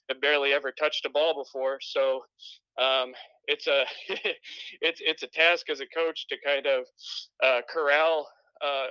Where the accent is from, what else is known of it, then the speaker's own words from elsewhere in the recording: Wisconsin, United States; moved away; I'm actually from Wisconsin originally, so I'm an out-of-towner